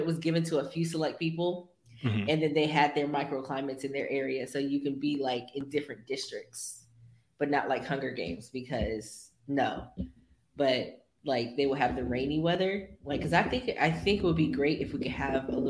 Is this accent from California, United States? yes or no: yes; Bay Area, California, United States; in the Bay Area, you know, we all have microclimates